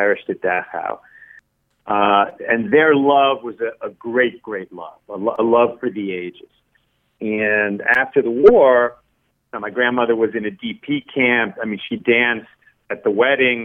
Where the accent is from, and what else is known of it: the New York area, United States; born or raised there; first language Spanish; English is a second language; also born or lived in Chile